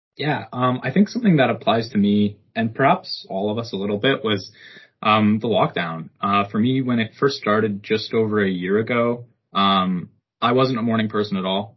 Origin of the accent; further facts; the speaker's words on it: Ottawa, Ontario, Canada; moved away as an adult; also born or lived in Hamilton; I'm born and raised in Ottawa